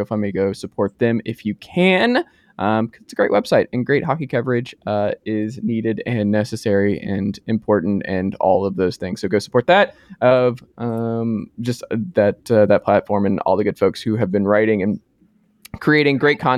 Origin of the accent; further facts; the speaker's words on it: Atlanta, Georgia, United States; I grew up in Atlanta